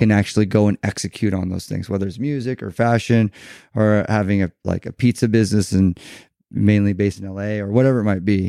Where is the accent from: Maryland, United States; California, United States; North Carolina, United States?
California, United States; Newport Beach; we grew up in Newport Beach